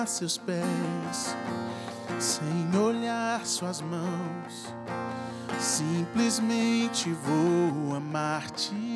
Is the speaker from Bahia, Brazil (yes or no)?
yes; Salvador, Bahia, Brazil; Sou natural de Salvador